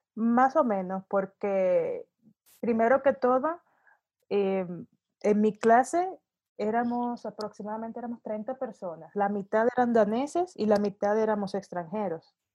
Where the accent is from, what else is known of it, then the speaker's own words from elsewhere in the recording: Santo Domingo, Distrito Nacional, Dominican Republic; moved away as an adult; also born or lived in Sweden / Denmark; now in Mexico; yo soy de Santo Domingo, República Dominicana, de origen, y viví básicamente la mitad de mi vida en, en la Europa nórdica, en Suecia y en Dinamarca